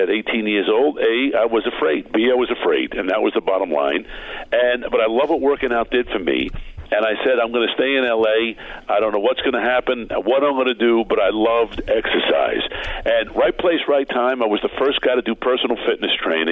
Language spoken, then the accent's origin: English; Baldwin, New York, United States; moved away as an adult; also born or lived in Brooklyn, New York; now in Los Angeles, United States; I was born in Brooklyn, New York, and raised in Baldwin, Long Island